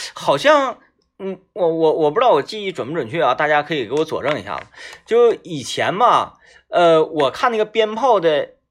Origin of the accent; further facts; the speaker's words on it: Wangou mine, Jilin, China; 我老家那边呢，它是，呃，嗯，原来呢，煤矿是支柱产业，嗯。它是一个矿区，然后针对这个矿区而形成的一个居住的村落，啊，嗯，是这么一个镇子